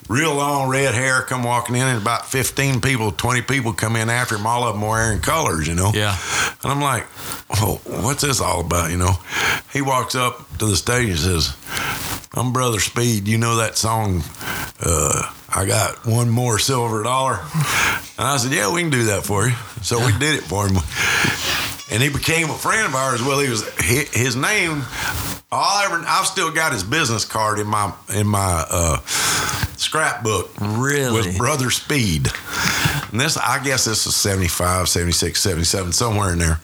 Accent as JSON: {"language": "English", "region": "Georgia", "country": "United States", "also_born_or_lived": "Illinois", "moved": "yes", "said": "I'm from Georgia"}